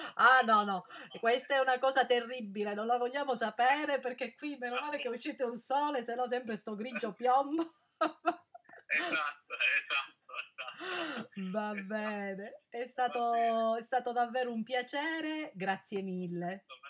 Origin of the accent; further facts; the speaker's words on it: Calabria, Italy; io sono della Calabria